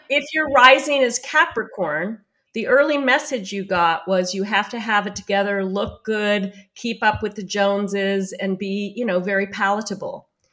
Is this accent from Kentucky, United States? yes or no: no; New York City, New York, United States; I'm Jewish from New York City